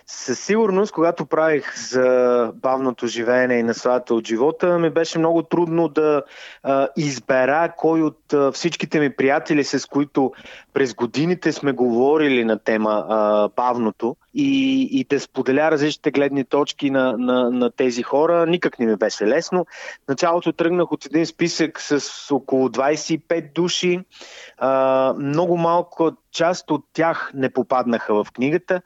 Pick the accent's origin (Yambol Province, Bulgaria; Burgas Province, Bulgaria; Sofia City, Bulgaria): Yambol Province, Bulgaria; Yambol; moved away; в моя роден град, където всъщност съм представил буквално две книги и се надявам да представя и моята собствена, защото все пак Ямбол си е родния